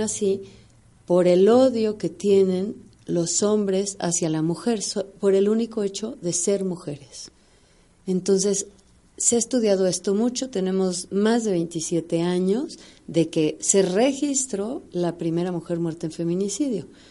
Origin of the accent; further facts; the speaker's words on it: Mexico; todas somos mexicanas